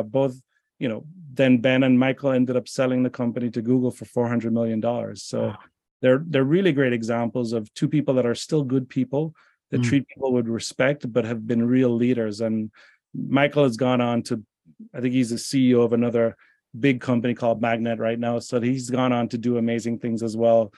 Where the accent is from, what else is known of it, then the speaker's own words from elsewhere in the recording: Jamaica; moved away; I'm from Jamaica originally